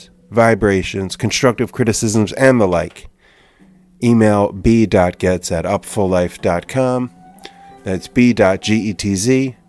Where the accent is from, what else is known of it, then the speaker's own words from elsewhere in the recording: New Jersey, United States; we're both from New Jersey